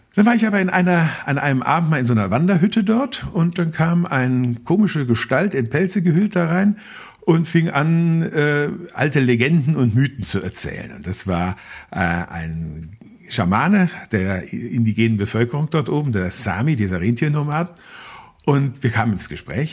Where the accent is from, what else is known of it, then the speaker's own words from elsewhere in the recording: Berchtesgadener Land, Bavaria, Germany; moved away; ich habe einen wichtigen Teil meiner Kindheit im Berchtesgadener Land rund um den Königssee verbracht